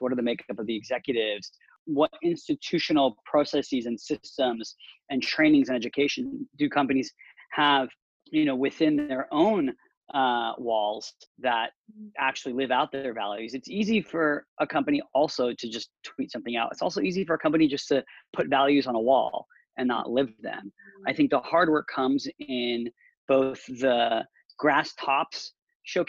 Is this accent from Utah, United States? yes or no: no; Orange County, California, United States; moved away as an adult; now in San Francisco, United States; growing up in Orange County, first off, there were a lot of people with different views than my own.